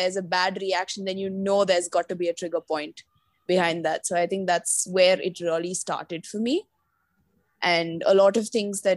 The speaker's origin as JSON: {"language": "English", "region": "Kerala", "country": "India", "said": "I'm originally from Kerala"}